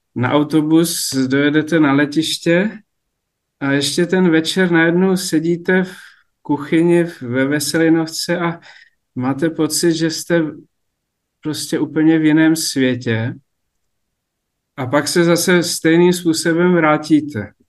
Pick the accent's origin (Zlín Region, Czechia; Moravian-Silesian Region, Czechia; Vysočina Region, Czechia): Vysočina Region, Czechia; Sněžné; Já jsem vyrůstal na faře na Vysočině ve Sněžném